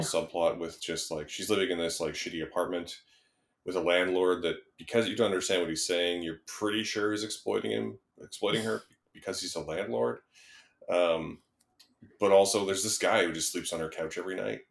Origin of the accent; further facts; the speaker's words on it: Canada; I grew up in Canada around that time